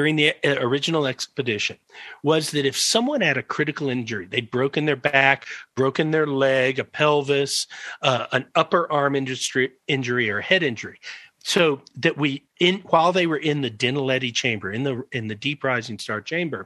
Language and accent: English; Georgia, United States; moved away as an adult; also born or lived in Tennessee; now in South Africa; I came from Georgia.